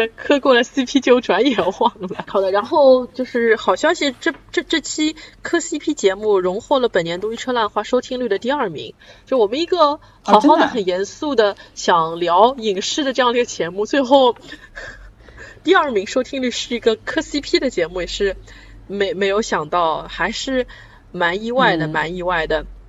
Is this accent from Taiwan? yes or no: no; China; 对我嗯。一个中国人来说